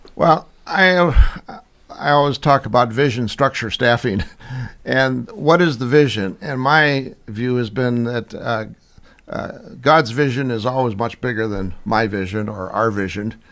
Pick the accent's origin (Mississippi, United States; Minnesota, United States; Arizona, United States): Minnesota, United States; St. Paul; also born or lived in Pomeroy, Iowa; now in Iowa, United States; we moved to uh, to St. Paul, and that's where I was raised